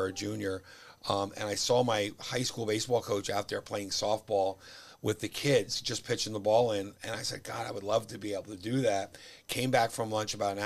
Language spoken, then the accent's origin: English; Rumson, New Jersey, United States; I grew up in Rumson, but, you know, Rumson, Fairhaven is connected